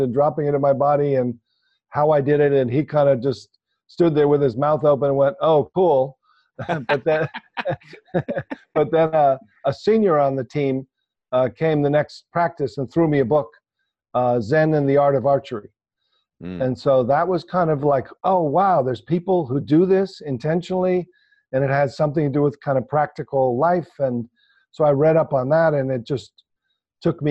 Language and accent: English; New York City area, New Jersey, United States; I grew up in the New York City area, New Jersey